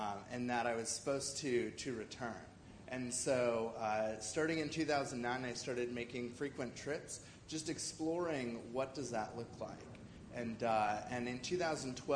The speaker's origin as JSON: {"language": "English", "town": "Bozeman", "region": "Montana", "country": "United States", "moved": "as an adult", "lives_now": "China", "said": "I'm originally from the United States, specifically beautiful Bozeman, Montana."}